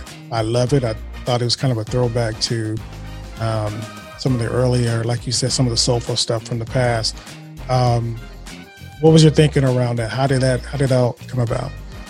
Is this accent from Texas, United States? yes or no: no; Bay Area, California, United States; I grew up in the Bay Area, which was California